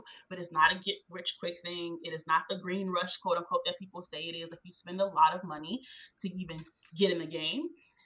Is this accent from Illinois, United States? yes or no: yes; Chicago, Illinois, United States; now in Georgia, United States; I was born and raised in Chicago